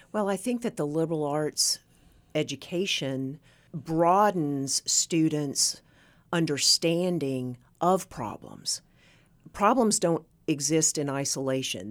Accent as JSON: {"language": "English", "area": "Northeast Tennessee", "region": "Southwest Virginia", "country": "United States", "tie": "born or raised there", "said": "I was born and raised in Southwest Virginia, Northeast Tennessee."}